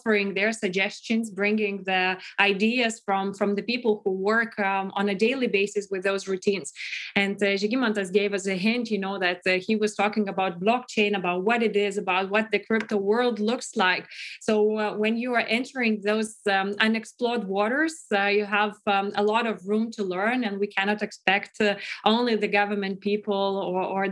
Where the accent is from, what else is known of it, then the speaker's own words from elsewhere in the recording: Lithuania; we are from Lithuania